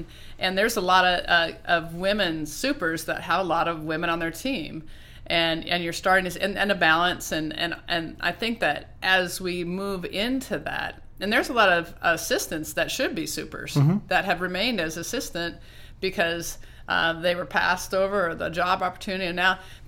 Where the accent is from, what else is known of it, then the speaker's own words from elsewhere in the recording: Oregon, United States; And I'm working, I'm from Oregon, so we're trying to put together a team of supers